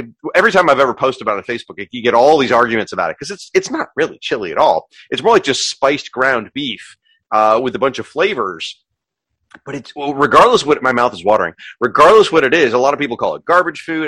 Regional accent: the South, United States; I'm from the South

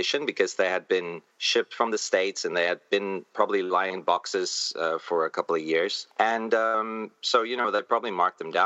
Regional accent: South Africa; moved away as an adult; now in Taipei, Taiwan; I'm from South Africa, although now I live in Taipei, in Taiwan. I'm an expat. But in South Africa, we had corner stores.

